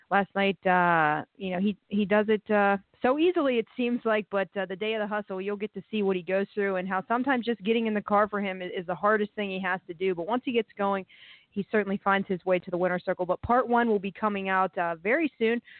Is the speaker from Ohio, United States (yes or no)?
yes; Ohio, United States; growing up in Ohio